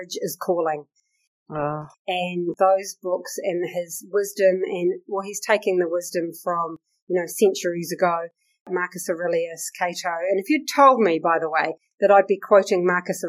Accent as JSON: {"language": "English", "town": "Takaka", "region": "Tasman", "country": "New Zealand", "tie": "born or raised there", "said": "My hometown, Golden Bay, Takaka, paradise."}